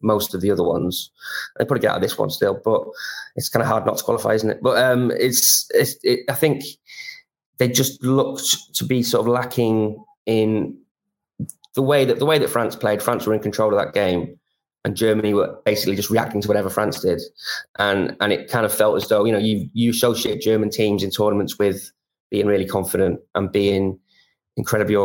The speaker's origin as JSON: {"language": "English", "region": "Wales", "country": "United Kingdom", "said": "being a Welshman"}